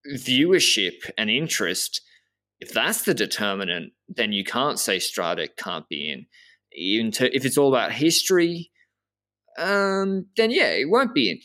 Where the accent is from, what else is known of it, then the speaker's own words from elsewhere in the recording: Australia; I'm a from Australia